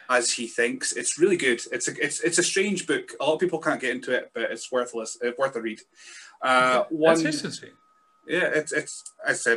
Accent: Scotland, United Kingdom; I'm a Scotsman

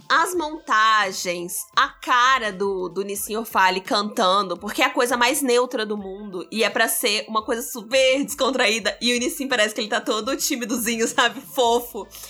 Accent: São João de Meriti, Rio de Janeiro, Brazil; eu sou da Baixada Fluminense, ok? Cria de São João de Meriti

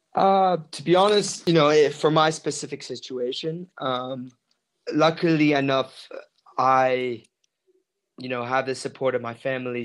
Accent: South Africa; moved away as an adult; now in Medellin, Colombia; I'm from South Africa

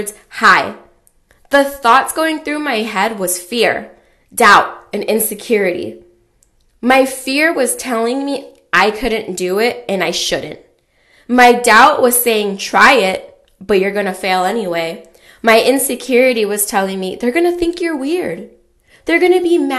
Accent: California, United States; I grew up in California

